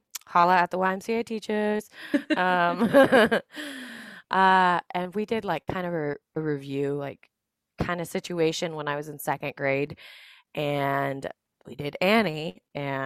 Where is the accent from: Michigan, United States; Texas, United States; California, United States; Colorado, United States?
Texas, United States; Dallas; moved away as an adult; also born or lived in San Antonio, Texas; now in South Carolina, United States; I'm originally from Dallas, Texas